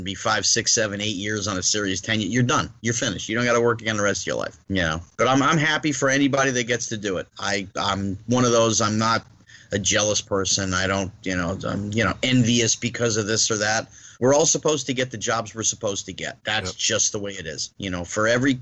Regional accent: New Jersey, United States; the kid from Jersey

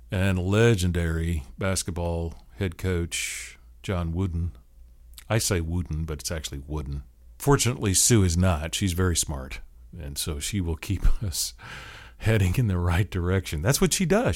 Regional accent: Seattle, Washington, United States; moved away; I grew up in the Seattle area

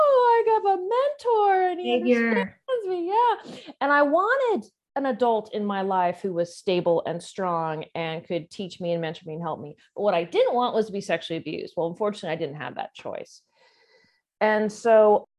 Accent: Southern California, United States; born and raised in Southern California

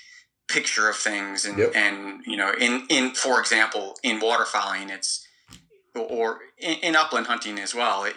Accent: Northwest Indiana, United States; moved away as an adult; also born or lived in Peoria, Illinois; now in Australia; I was born in Peoria, Illinois, and I grew up sort of bouncing back and forth across the border of Illinois and Indiana. I would say that most of my sporting upbringing was in Northwest Indiana

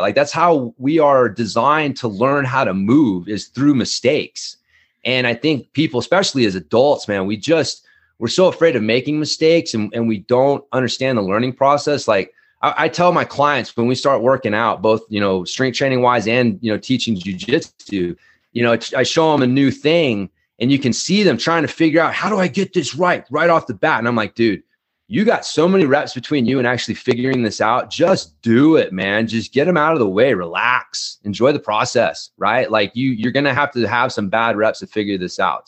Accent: Ardmore, Oklahoma, United States; also born or lived in North Texas; now in Fruita, United States; I was born in, uh, Ardmore, Oklahoma. I spent a lot of my life in the, you know, the South, Oklahoma, uh, you know, North Texas

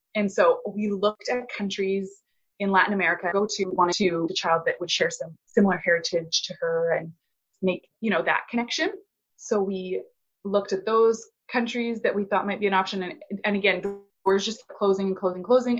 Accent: Canada; also born or lived in Alberta; I'm a Canadian. I live in Alberta

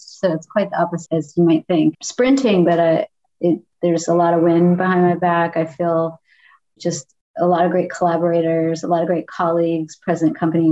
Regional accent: the South, United States; born and raised in the South

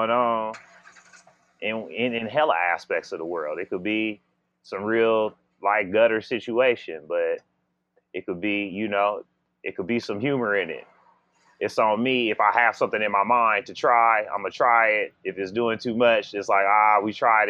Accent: Bay Area, California, United States; moved away; also born or lived in Los Angeles; I'm from the Bay Area, and so it's a highly politically aware area

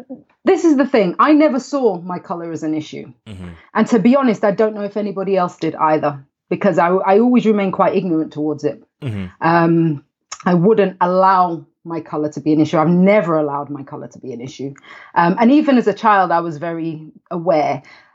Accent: London, United Kingdom; also born or lived in Huddersfield; And I was born in a small town in the north of England called Huddersfield. And then I moved to the city, to London, with my family when I was 7 years old.

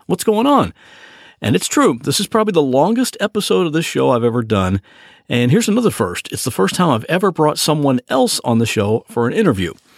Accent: Ohio, United States; I'm from Ohio

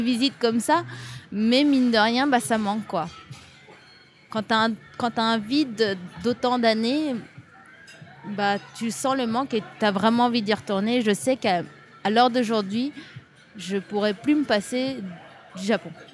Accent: France; moved away as an adult; now in Japan; J'ai vécu toute ma vie en France. Je suis née en France

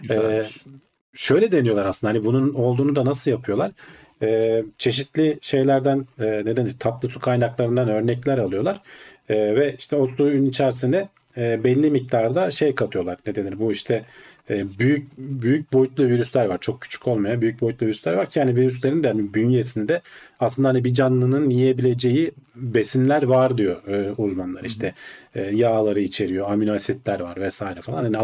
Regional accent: Turkey; Türkiye'de doğmuşuz.

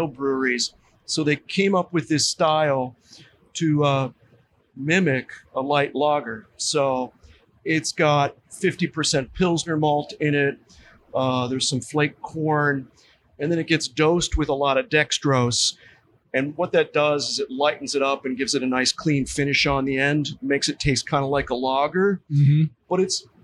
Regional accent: Pennsylvania, United States; moved away; I grew up in Pennsylvania

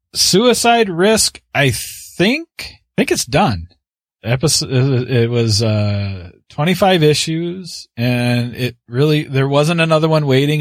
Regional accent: Canada; I'm the Canadian.

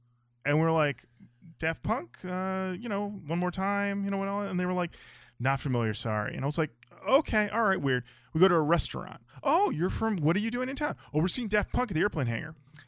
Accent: Detroit, Michigan, United States; I would say we grew up

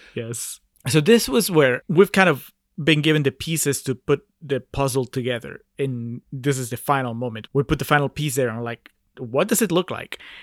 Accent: Peru; I'm from Peru

